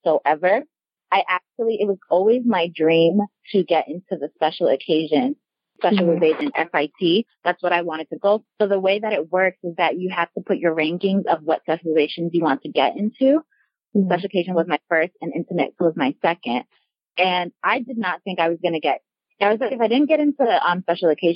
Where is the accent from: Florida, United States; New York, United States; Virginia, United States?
New York, United States; Westchester; I'm originally from New York, Westchester, New York to be exact.